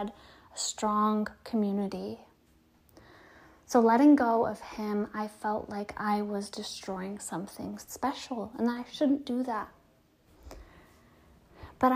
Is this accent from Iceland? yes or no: no; Detroit, Michigan, United States; now in California, United States; I moved from my hometown of Detroit, Michigan, to California